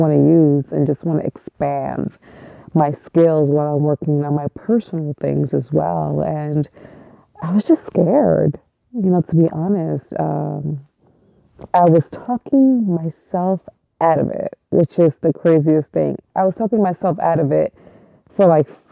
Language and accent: English; New York City, New York, United States; I was born and raised in East New York, Brooklyn, which is probably one of the hardest neighborhoods in New York and still really is